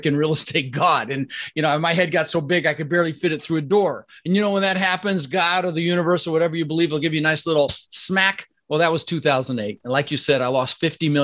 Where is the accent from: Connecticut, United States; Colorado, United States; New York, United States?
Colorado, United States; Denver; also born or lived in Netherlands; I immigrated to this country when I was 6 years old with my brother Albert and my mother's Vantje. I was born in the Netherlands, Holland, you know, think wooden shoes and windmills. And we ended up in Denver, Colorado